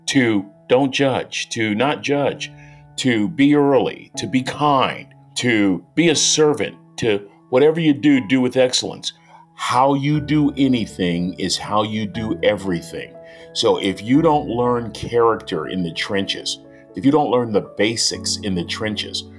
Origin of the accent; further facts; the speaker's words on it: San Francisco, California, United States; I was born in San Francisco in the 1950s